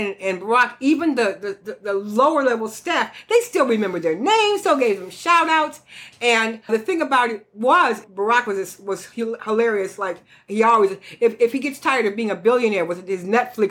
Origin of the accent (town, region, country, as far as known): United States